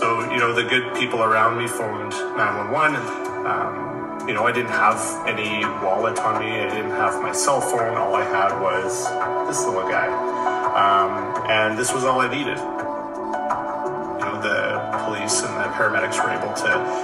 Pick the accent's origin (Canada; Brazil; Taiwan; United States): Canada; Calgary, Alberta; I hail from Calgary, Alberta, in Canada.